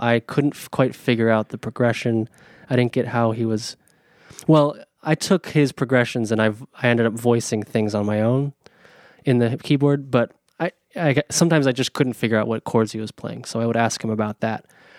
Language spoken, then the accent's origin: English; East Coast, United States; I am from the East Coast. I am from the East Coast.